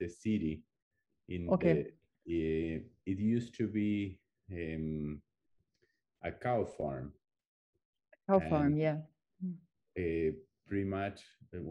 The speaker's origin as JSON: {"language": "English", "region": "Buenos Aires", "country": "Argentina", "tie": "born or raised there", "moved": "yes", "said": "I was born in Argentina. And in a big city in Buenos Aires"}